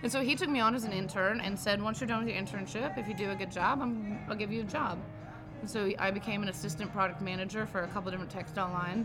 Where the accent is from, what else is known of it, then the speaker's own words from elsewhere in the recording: Durham, North Carolina, United States; now in Rock Hill, United States; I grew up in Durham, North